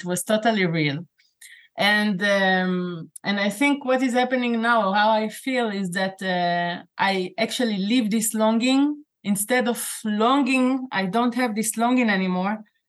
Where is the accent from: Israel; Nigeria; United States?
Israel; now in Morocco; for me to be an Israeli living in Morocco today.